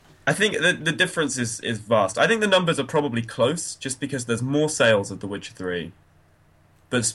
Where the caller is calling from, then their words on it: Derby, East Midlands, United Kingdom; I'm calling from Derby, sunny Derby.